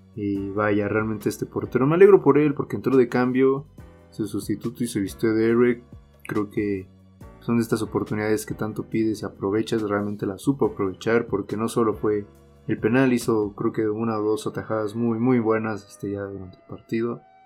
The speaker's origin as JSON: {"language": "Spanish", "country": "Mexico", "said": "uno como mexicano"}